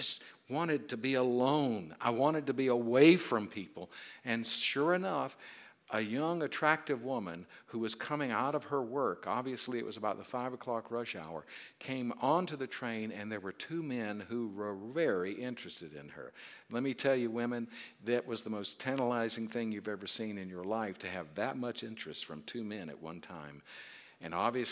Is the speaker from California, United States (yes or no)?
no; South Carolina, United States; I'm from South Carolina